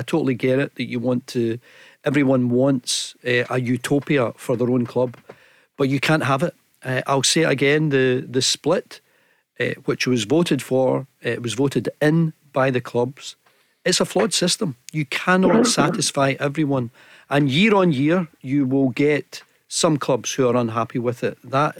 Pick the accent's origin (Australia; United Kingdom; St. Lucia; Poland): United Kingdom; Glasgow, Scotland; I'm born and bred in Glasgow.